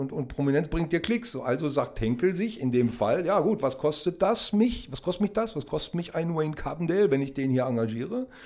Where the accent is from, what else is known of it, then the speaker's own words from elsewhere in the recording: Oerlinghausen, North Rhine-Westphalia, Germany; wir kommen aus Erlinghausen, das ist quasi ein Vorort von Bielefeld